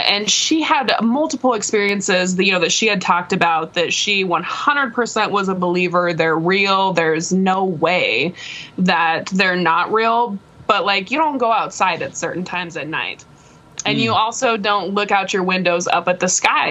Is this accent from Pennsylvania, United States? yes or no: no; Nebraska, United States; I'm from Nebraska